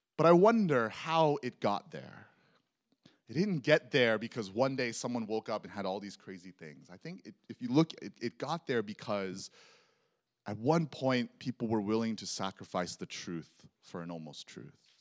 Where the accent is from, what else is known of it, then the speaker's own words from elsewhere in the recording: Texas, United States; I grew up in Texas